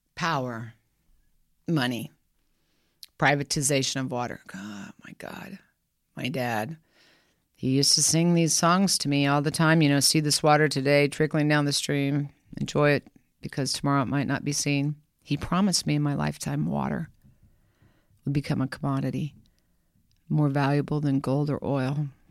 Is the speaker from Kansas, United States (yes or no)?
yes; Kansas, United States; I'm from Kansas.